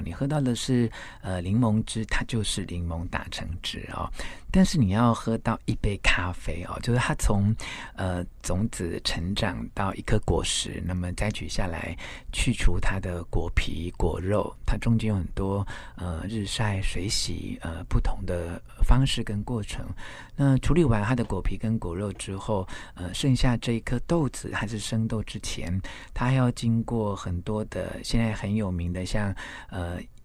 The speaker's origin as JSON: {"language": "Chinese", "area": "Xinshe", "region": "Taichung", "country": "Taiwan", "tie": "born or raised there", "also_born_or_lived": "Taipei", "said": "我在，呃，新社乡下住的那几年，我是在台北出生，那我五岁的时候随着父亲的工作的转换，搬到台中新社的乡下"}